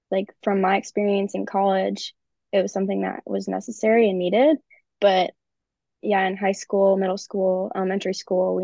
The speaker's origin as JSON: {"language": "English", "town": "Naperville", "region": "Illinois", "country": "United States", "tie": "born or raised there", "also_born_or_lived": "Spartanburg, South Carolina", "said": "Well, I say Chicago, but I'm really from Naperville, Illinois. It's easier to say Chicago, but I grew up in Naperville."}